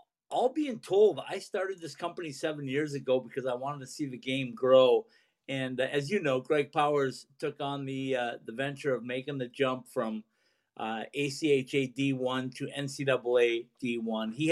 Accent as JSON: {"language": "English", "region": "Minnesota", "country": "United States", "tie": "born or raised there", "said": "I grew up in Minnesota"}